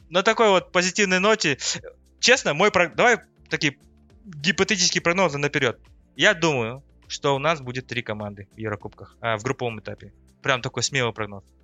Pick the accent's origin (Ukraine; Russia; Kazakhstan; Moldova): Kazakhstan; Ну, мы любим казахи вперед вагона бежать и надеяться, что мы там будем в группе.